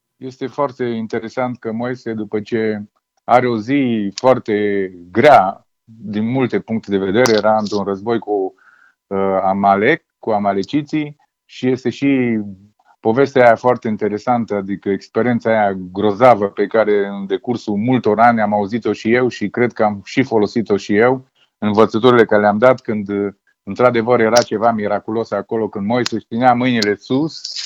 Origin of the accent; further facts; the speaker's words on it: Romania; eu sunt român